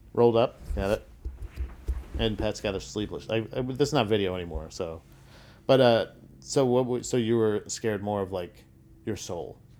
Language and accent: English; Florida, United States; growing up in Florida